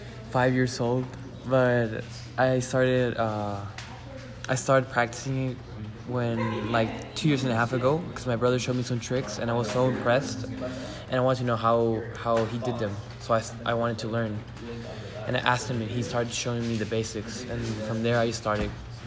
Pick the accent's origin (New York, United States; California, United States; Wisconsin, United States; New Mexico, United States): California, United States; San Diego; born there; I am from San Diego, California, right now. And I live here, so, yeah.